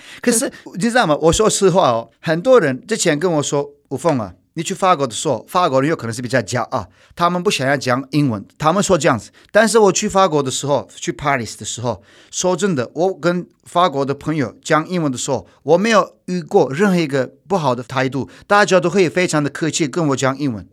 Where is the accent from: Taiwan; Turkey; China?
Turkey; Chinese is a second language; moved away; 我在法国的时候，都没有人会分得出来我是土耳其人吧